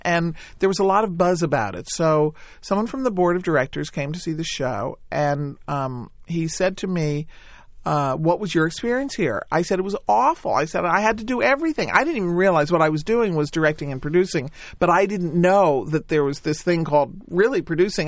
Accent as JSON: {"language": "English", "town": "New Haven", "region": "Connecticut", "country": "United States", "tie": "born or raised there", "said": "I'd been in those shows growing up in New Haven in the synagogue"}